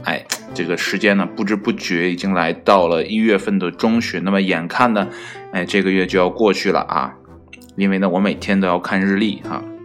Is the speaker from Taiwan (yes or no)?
no; Northeast China, China; 作为一个东北人